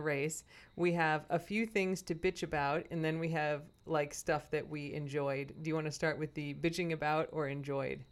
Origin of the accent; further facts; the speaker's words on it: Chicago, Illinois, United States; moved away; my hometown